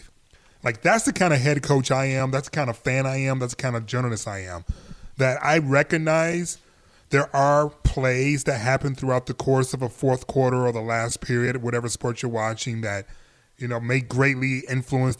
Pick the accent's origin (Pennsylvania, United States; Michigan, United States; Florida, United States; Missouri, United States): Michigan, United States; Detroit; I'm from Detroit